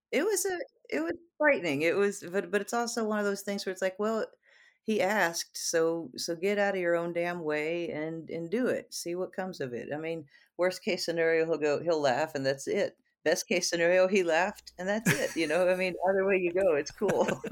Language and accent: English; Houston, Texas, United States; growing up in Houston